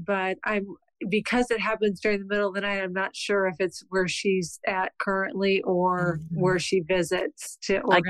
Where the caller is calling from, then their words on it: Mishawaka, Indiana, United States; I'm calling from Mishawaka, Indiana.